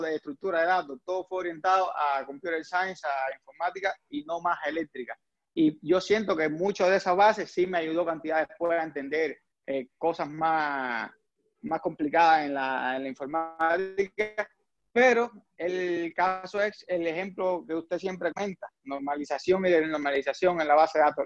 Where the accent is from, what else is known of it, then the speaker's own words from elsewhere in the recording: Cuba; first language Spanish; moved away as an adult; now in United States; yo soy eh, de origen cubano, ingeniero eléctrico, aquí en Estados Unidos, pero en Cuba yo estudié automática